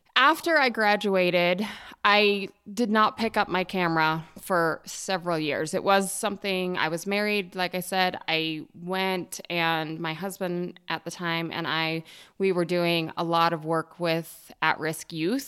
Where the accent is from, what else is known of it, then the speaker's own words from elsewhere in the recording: Jackson Hole, Wyoming, United States; also born or lived in Bozeman, Montana; I'm from Jackson Hole, Wyoming. It's actually a little town north of Jackson Hole, just at the south entrance to Yellowstone. So I grew up, you know, very small environment in the West